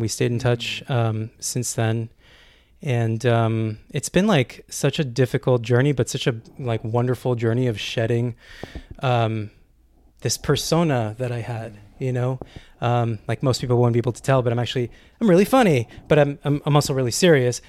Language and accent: English; Canada; moved away as an adult; I'm Canadian